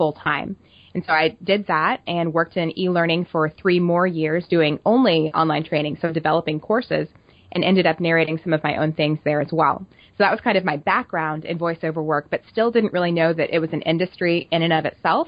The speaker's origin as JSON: {"language": "English", "region": "Oklahoma", "country": "United States", "moved": "as an adult", "lives_now": "Kansas City, United States", "said": "I am from Oklahoma, and after I finished school, I moved to Kansas City"}